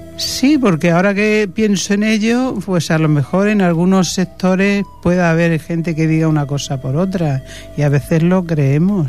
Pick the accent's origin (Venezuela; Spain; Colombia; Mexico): Spain; Belalcázar, Andalusia; now in Barcelona, Spain; Por mi tierra, por Andalucía, Belarcázar, Córdoba, ese es mi pueblo